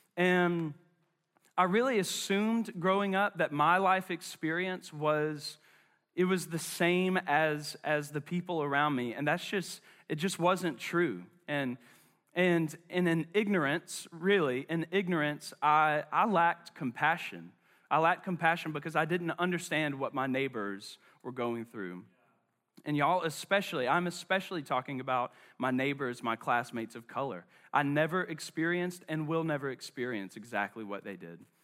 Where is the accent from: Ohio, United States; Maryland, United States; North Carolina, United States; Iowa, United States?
North Carolina, United States; Charlotte; I'm from West Charlotte